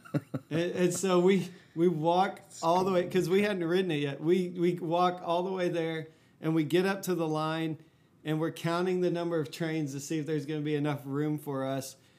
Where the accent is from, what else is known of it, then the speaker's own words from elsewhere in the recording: Fort Worth, Texas, United States; I grew up in Fort Worth, Texas